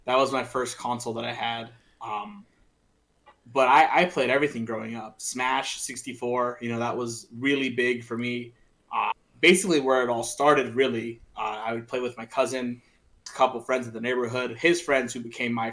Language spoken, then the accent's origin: English; Miami, Florida, United States; also born or lived in New York; I grew up in Miami. I was in New York until I was like 4 years old.